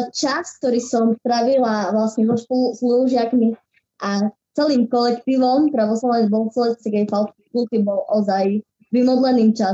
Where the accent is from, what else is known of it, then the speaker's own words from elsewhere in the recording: Brezovička, Prešov Region, Slovakia; Ja pochádzam z obce Brezovička uh-huh. ležiaci v okrese Sabinov.